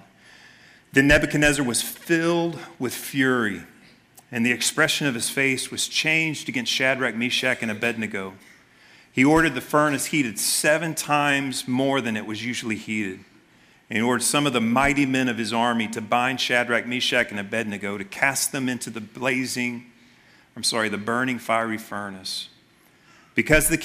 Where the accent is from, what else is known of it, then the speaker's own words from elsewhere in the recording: Memphis, Tennessee, United States; I grew up in Memphis